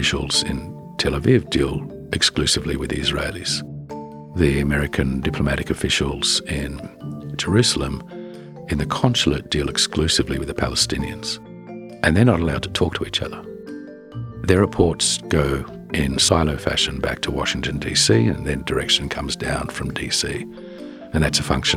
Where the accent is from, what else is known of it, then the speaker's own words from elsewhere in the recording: Australia; moved away; being an Australian